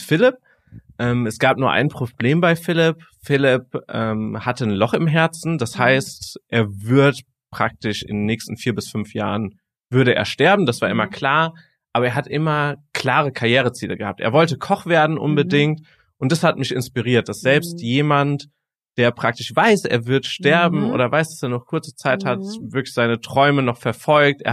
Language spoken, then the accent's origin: German; Frankfurt, Hesse, Germany; gebürtig, äh, komme ich aus Frankfurt